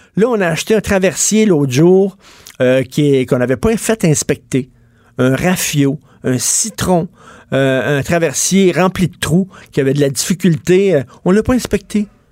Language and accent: French; Quebec, Canada; je suis québécois de souche